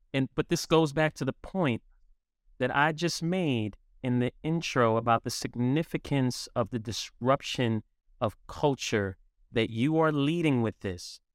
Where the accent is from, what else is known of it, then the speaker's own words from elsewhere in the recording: New York City, New York, United States; I'm a New York City boy